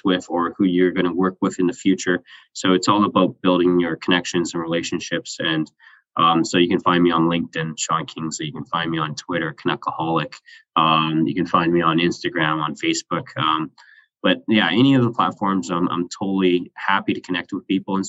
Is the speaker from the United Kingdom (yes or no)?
no; Canada; I'm Canadian